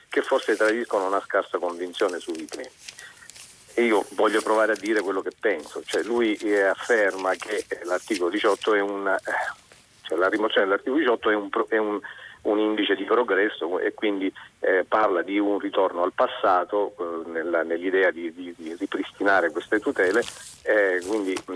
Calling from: Catania, Sicily, Italy; …, siamo da Catania

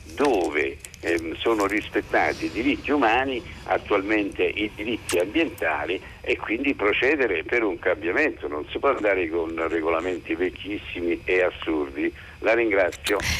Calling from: Rome, Lazio, Italy; chiamo da Roma

